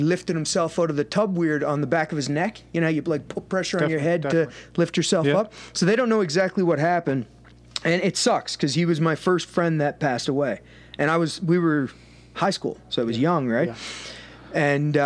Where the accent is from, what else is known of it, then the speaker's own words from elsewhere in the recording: Cape Breton, Nova Scotia, Canada; we're from Cape Breton, so a lot of people in our island are like well-known fighters